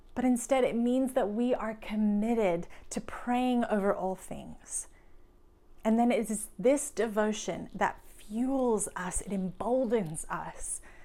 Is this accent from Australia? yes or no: yes; Australia; now in United States; I'm from Australia